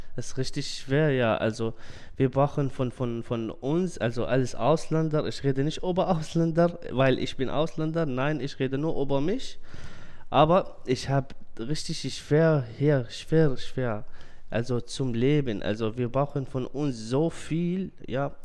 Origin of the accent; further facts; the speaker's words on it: Syria; German is a second language; now in Germany; Ich bin 27 Jahre alt. Ich komme auch, auch aus Syrien.